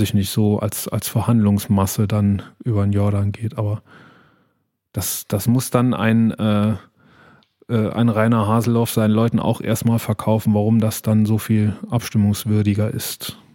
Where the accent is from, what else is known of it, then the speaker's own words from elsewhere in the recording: Saarland, Germany; uns als, als Saarländer